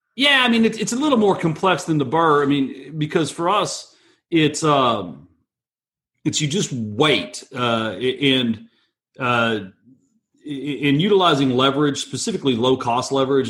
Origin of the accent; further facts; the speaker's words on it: Texas, United States; I'm from Texas